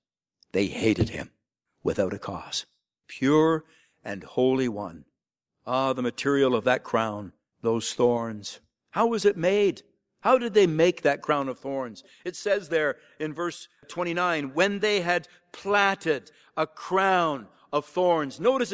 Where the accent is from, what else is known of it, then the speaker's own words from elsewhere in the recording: Sarnia, Ontario, Canada; when I grew up there down near Sarnia, Ontario, on a small farm